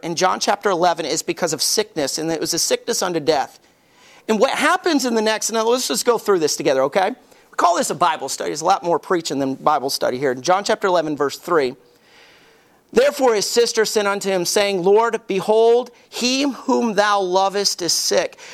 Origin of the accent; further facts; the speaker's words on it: Alabama, United States; I grew up in Alabama and my closest friend was Bubba.